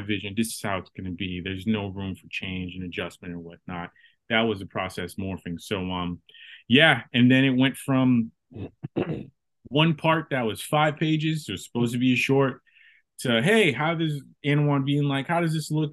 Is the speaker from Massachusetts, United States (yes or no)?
yes; Boston, Massachusetts, United States; I'm from Boston, Massachusetts. I uh I've lived in Massachusetts my whole life